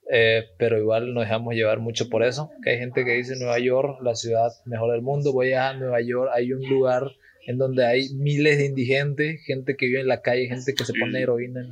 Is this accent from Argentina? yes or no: no; eastern Bolivia, Bolivia; somos bolivianos